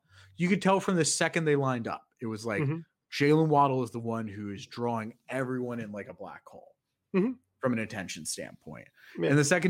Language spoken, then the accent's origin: English; Maryland, United States; Growing up in Maryland, not exactly football country.